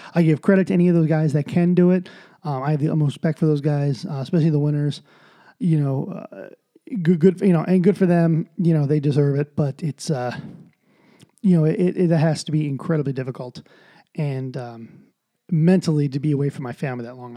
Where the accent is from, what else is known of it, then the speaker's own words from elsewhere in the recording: United States; as an American